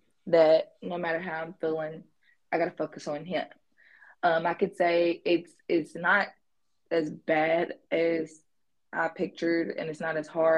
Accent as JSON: {"language": "English", "town": "Louisville", "region": "Kentucky", "country": "United States", "tie": "born or raised there", "moved": "as an adult", "lives_now": "Grenada, United States", "said": "born and raised in Louisville, Kentucky, currently living in Grenada, Mississippi"}